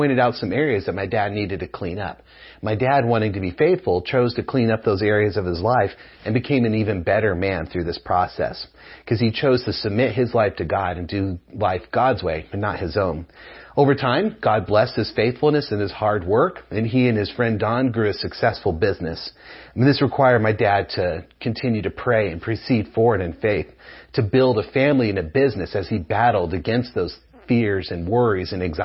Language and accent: English; United States; also born or lived in New Mexico / Texas; I grew up in New Mexico and West Texas